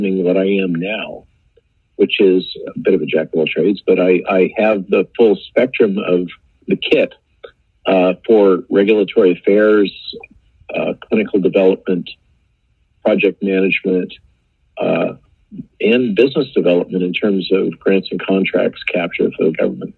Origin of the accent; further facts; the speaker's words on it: California, United States; now in Virginia, United States; I grew up in California